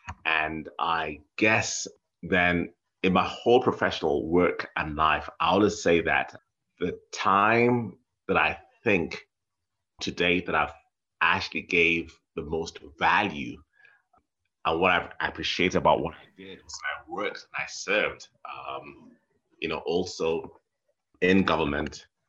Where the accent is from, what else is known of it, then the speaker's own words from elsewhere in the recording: Nairobi, Kenya; I grew up in Nairobi, which is, you know, which is a city.